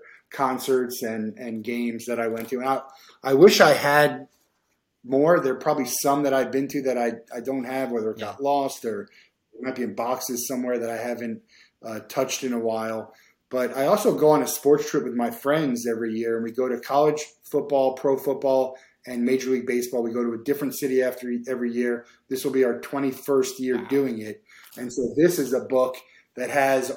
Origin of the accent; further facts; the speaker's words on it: New Jersey, United States; I grew up in New Jersey